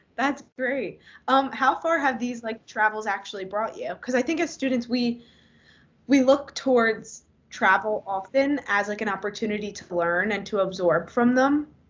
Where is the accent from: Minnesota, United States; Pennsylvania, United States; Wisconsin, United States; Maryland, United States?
Pennsylvania, United States; Philadelphia; I grew up in the Philly area